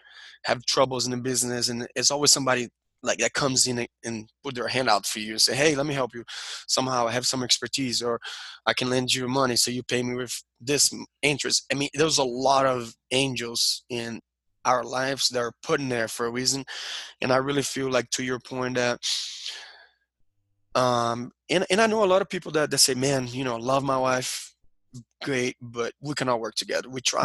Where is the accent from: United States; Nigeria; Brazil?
Brazil; Rio de Janeiro; We're from Brazil, both of us. We're from Rio. And most of our country, I guess, is Catholic, right?